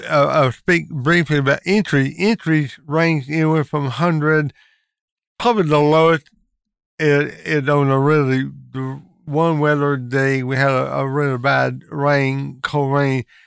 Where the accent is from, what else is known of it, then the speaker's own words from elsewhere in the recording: Lincoln County, North Carolina, United States; born and raised in Lincoln County